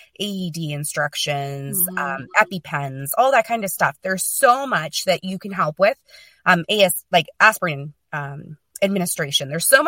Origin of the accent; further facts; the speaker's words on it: Medicine Hat, Alberta, Canada; also born or lived in Calgary; And then at the same time, I had applied back for a job in Medicine Hat, and I got the job. So I moved back home